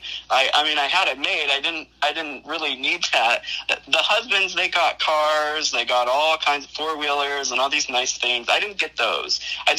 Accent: Ohio, United States; I'm from Ohio

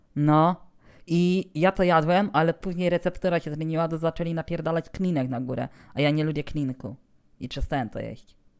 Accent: Rzeszów, Subcarpathian Voivodeship, Poland; stąd ode mnie, czyli z Rzeszowa

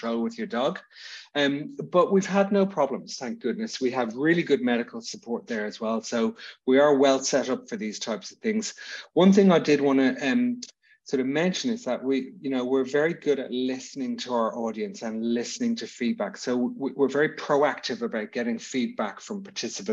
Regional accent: Dublin, Leinster, Ireland; I'm from Dublin

